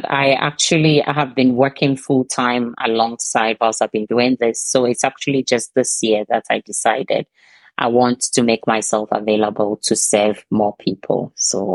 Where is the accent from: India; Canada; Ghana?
Ghana; now in Denmark; I'm originally from Ghana, but I live in Denmark and have lived here for almost 2 decades